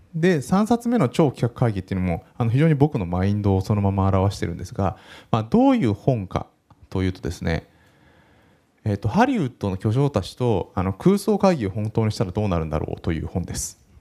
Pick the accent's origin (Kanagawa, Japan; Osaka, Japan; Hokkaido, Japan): Kanagawa, Japan; Yokohama; 1979年横浜生まれで今38歳です